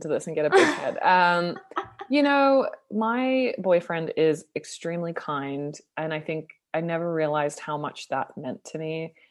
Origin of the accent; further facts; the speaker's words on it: Sydney, New South Wales, Australia; also born or lived in Toronto, Canada; now in Los Angeles, United States; I'm from Sydney